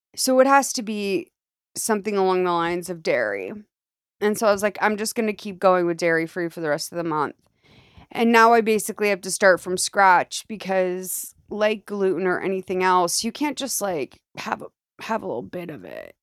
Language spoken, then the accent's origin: English; Massachusetts, United States; I'm from Massachusetts, technically